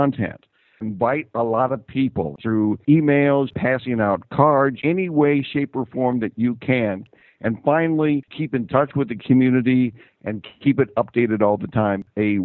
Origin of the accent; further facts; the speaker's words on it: Fort Dodge, Iowa, United States; I'm originally from Fort Dodge, and what I've done recently in the last couple of years is I've designed a website for my hometown of Fort Dodge, Iowa